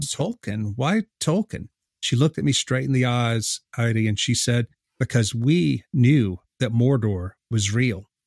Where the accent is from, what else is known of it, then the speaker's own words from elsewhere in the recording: South Louisiana, United States; I'm from South Louisiana. I live here now.